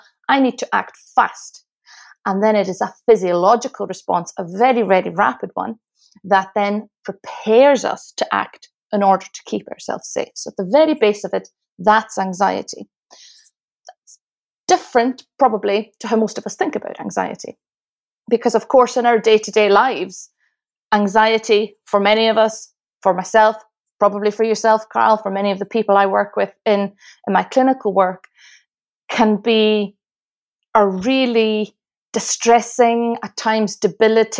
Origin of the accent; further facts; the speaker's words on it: Isle of Lewis, Outer Hebrides, Scotland, United Kingdom; now in Glasgow, United Kingdom; Well, I live in Glasgow. I've lived in Glasgow, Scotland for nearly 19 years, but I'm originally from the Isle of Lewis, which is in the Outer Hebrides of Scotland.